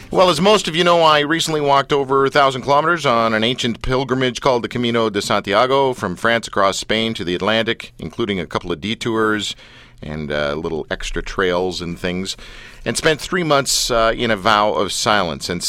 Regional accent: London, United Kingdom; I was born in London.

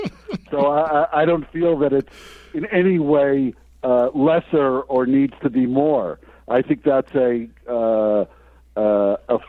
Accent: United States; also born or lived in Vermont; growing up in the United States

